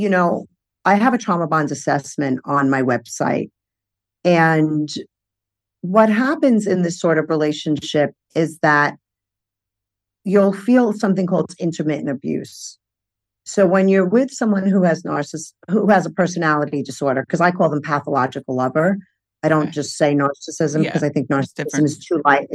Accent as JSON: {"language": "English", "town": "New York City", "region": "New York", "country": "United States", "tie": "born or raised there", "said": "I grew up in Brooklyn"}